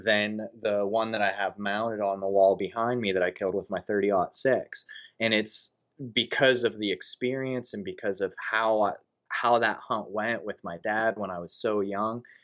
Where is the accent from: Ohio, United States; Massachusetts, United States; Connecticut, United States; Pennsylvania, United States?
Pennsylvania, United States; Punxsutawney; born and raised in Punxsutawney, Pennsylvania